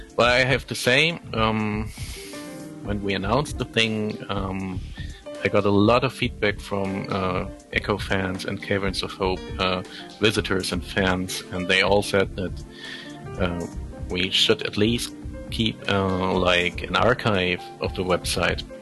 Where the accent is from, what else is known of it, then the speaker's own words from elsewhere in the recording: Germany; first language German; English is a second language; I'm from Germany, and German is my first language